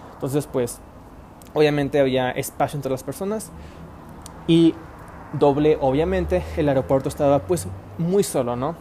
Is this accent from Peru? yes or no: no; Puebla, Mexico; now in Monterrey, Mexico; yo no soy de Monterrey, soy de Puebla